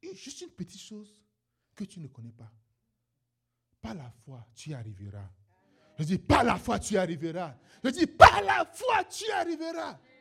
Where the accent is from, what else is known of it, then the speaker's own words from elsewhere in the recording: Benin; moved away; je suis un Béninois